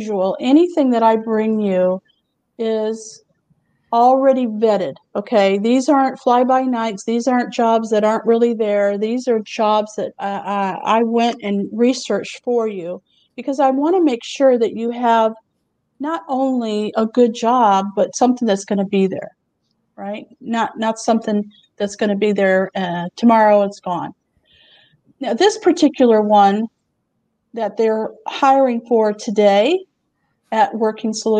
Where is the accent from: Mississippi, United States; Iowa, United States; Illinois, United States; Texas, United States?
Texas, United States; Houston; I'm from Houston